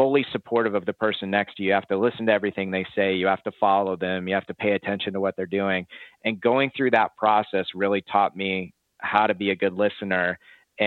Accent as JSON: {"language": "English", "town": "Chicago", "region": "Illinois", "country": "United States", "also_born_or_lived": "Arizona", "moved": "as an adult", "said": "I'm originally from Chicago."}